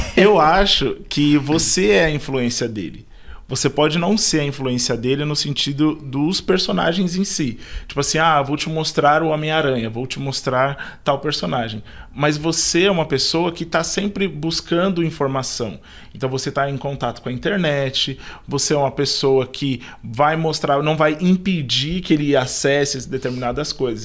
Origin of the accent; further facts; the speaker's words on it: Taboão da Serra, São Paulo, Brazil; moved away as an adult; eu sou de Taboão da Serra, então estou aqui na Zona Sul já há muito tempo, desde quando eu era criança até poucos meses atrás